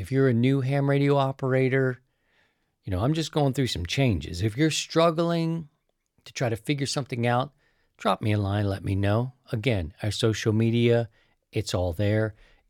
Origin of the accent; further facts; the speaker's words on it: East Coast, United States; Now, I'm from the East Coast, so that part isn't new. I'm going to be accustomed to that East Coast lifestyle.